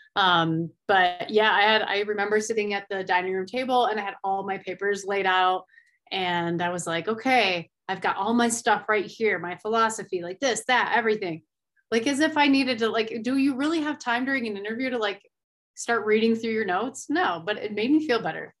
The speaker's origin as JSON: {"language": "English", "area": "Finger Lakes region", "region": "New York", "country": "United States", "tie": "born or raised there", "moved": "as an adult", "lives_now": "Colorado, United States", "said": "I grew up in the Finger Lake region"}